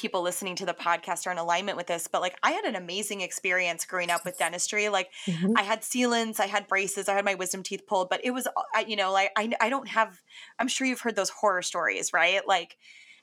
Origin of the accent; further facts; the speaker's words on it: Greendale, Wisconsin, United States; I grew up in Milwaukee. I grew up in a small suburb called Greendale.